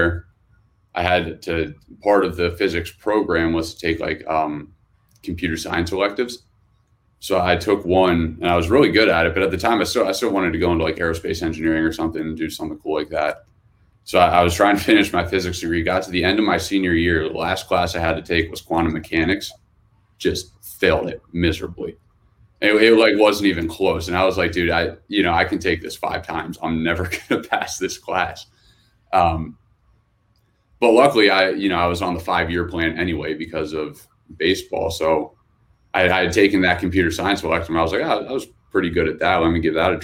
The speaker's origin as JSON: {"language": "English", "town": "Hershey", "region": "Pennsylvania", "country": "United States", "tie": "born or raised there", "said": "I grew up in Hershey, Pennsylvania. So small town in the middle of PA"}